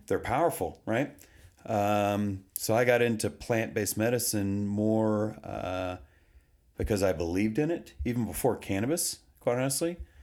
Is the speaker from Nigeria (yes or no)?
no; Texas, United States; now in Colorado, United States; I grew up in Texas